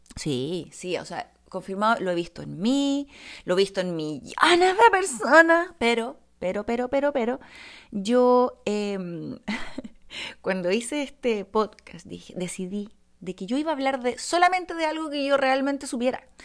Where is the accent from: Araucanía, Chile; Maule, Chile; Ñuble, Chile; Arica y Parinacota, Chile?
Ñuble, Chile; Bulnes; also born or lived in Santiago; Yo me crié, en, yo nací en Santiago, pero me crié los primeros años en Bulnes, octava región